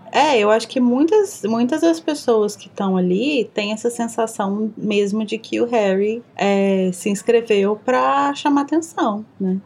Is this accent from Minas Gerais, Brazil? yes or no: yes; Minas Gerais, Brazil; accent: mineiro; eu falo com sotaque mineiro super carregado